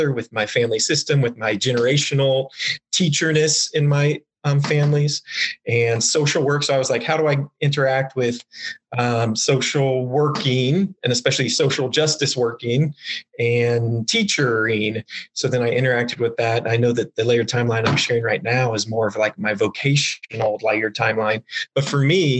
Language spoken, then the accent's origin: English; Wichita, Kansas, United States; Born and raised in Wichita, went to KU as an undergraduate